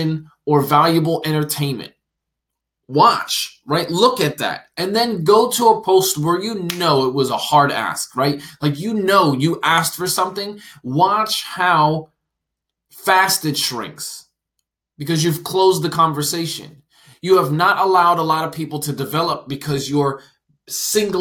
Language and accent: English; New Jersey, United States; I'm from New Jersey and lived in New Jersey